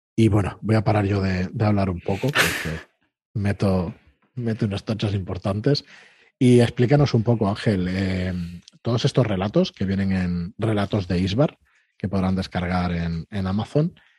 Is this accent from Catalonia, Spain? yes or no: yes; Barcelona, Catalonia, Spain; nosotros somos de Barcelona, estamos aquí al lado